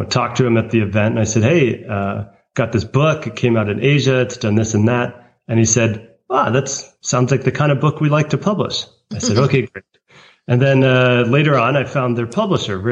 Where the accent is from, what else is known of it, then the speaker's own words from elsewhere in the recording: United States; a American who speaks Chinese